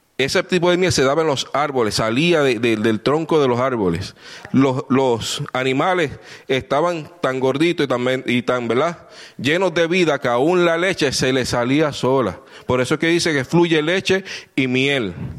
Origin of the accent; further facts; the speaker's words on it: Puerto Rico; Vengo de Puerto Rico